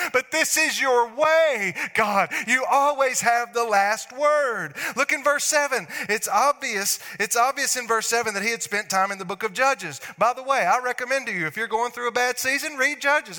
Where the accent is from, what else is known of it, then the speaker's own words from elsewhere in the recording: North Alabama, United States; I'm from North Alabama